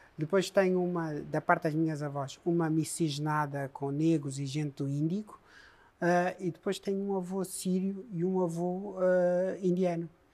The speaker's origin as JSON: {"language": "Portuguese", "country": "Mozambique", "tie": "born or raised there", "also_born_or_lived": "Coimbra, Portugal", "moved": "yes", "lives_now": "Portugal", "said": "Eu nasci moçambicano, vivi moçambicano, vivo moçambicano e vou morrer moçambicano."}